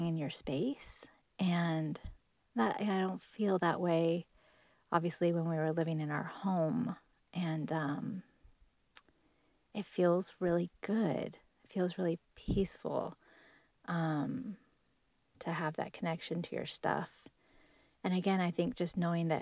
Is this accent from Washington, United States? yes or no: yes; Washington, United States; I grew up in Washington State